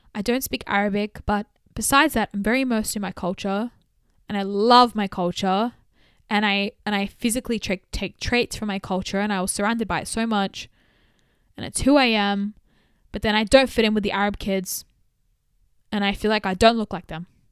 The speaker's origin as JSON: {"language": "English", "country": "Australia", "tie": "born or raised there", "said": "growing up in Australia in the early two thousands"}